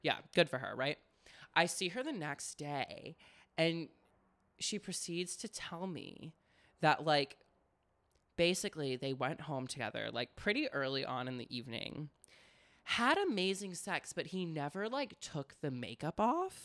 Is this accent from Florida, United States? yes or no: yes; Florida, United States; I grew up in Florida